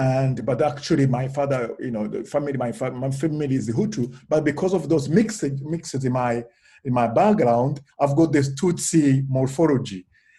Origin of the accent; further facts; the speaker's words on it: Russia; born there; English is a second language; Yes, I was born in Russia, but it was during Soviet time, not post.